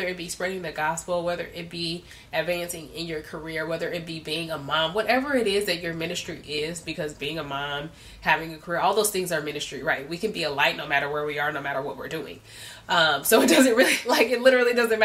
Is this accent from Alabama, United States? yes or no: no; Compton, California, United States; I came from Compton, literally had nothing, you know, like I grew up in the lowest of lows